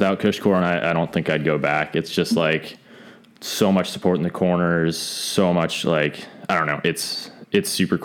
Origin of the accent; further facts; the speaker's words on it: Leavenworth, Washington, United States; I'm from Leavenworth, Washington